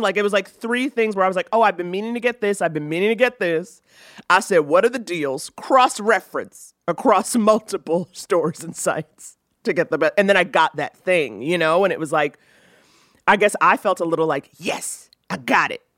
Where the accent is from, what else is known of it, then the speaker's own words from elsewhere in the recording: New York City, New York, United States; growing up in New York City